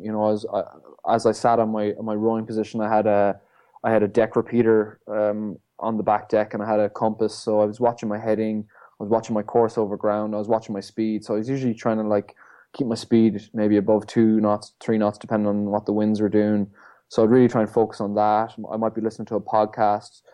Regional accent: Ireland; born or raised there

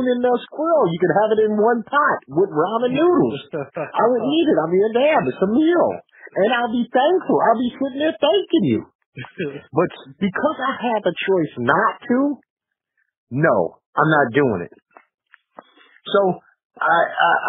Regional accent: New York, United States; I'm from New York

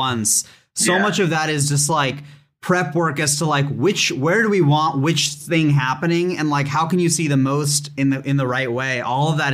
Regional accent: San Jose, California, United States; I grew up in San Jose

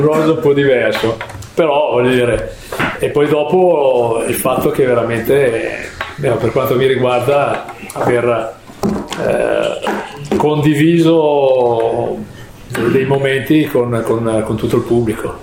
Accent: Milan, Lombardy, Italy; io quando ero ragazzino qui a Milano

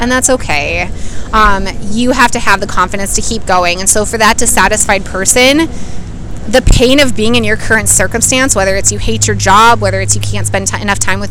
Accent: Minneapolis, Minnesota, United States; I'm from Minneapolis, Minnesota.

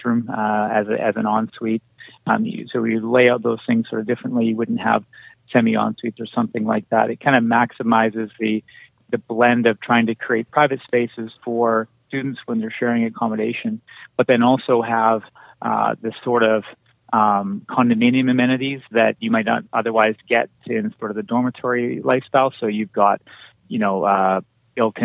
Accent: Kelowna, British Columbia, Canada; born and raised in Kelowna

